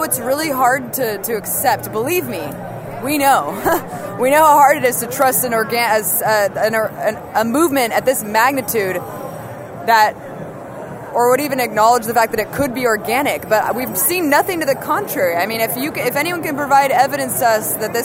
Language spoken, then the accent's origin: English; Oakland, California, United States; born or raised there